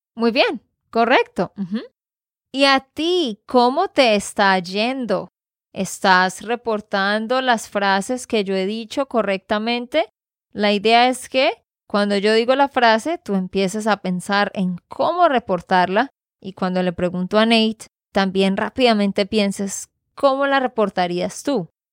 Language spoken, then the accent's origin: Spanish; Santander, Colombia; de Santander, Colombia